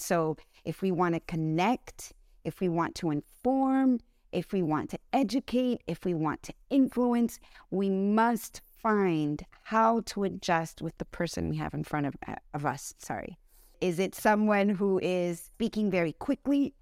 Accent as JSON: {"language": "English", "country": "United States", "tie": "born or raised there", "said": "I was born in the United States."}